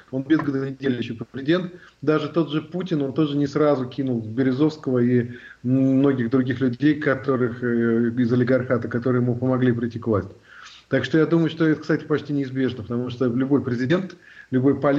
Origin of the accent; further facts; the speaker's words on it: Russia; now in Germany; я вообще россиянин. То есть э, я же родился в России, жил всю жизнь в России, потом вот я переехал в Германию.